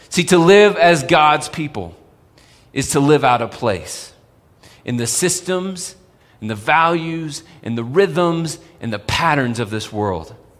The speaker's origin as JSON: {"language": "English", "region": "Texas", "country": "United States", "moved": "as an adult", "lives_now": "Colorado, United States", "said": "when I first moved to Colorado. I'm from Texas"}